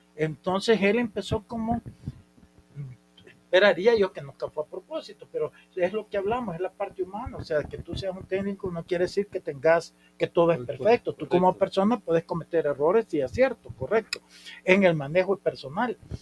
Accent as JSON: {"language": "Spanish", "region": "San Miguel", "country": "El Salvador", "tie": "born or raised there", "said": "yo este, nací en San Miguel"}